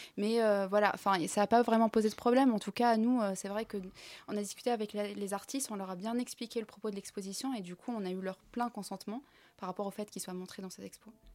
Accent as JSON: {"language": "French", "country": "Tunisia", "said": "Moi, je suis tunisienne"}